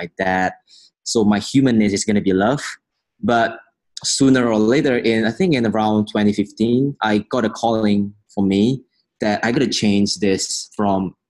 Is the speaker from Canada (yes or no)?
no; Medan, North Sumatra, Indonesia; I was born in Medan in Indonesia